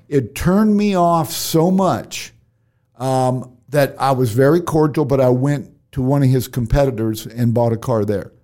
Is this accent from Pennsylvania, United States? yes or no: no; Cedar Rapids, Iowa, United States; fellow Iowan, I was born in Cedar Rapids